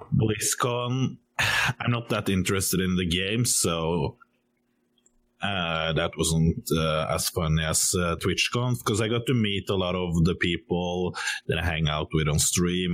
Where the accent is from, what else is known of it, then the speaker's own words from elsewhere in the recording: Norway; I'm from Norway.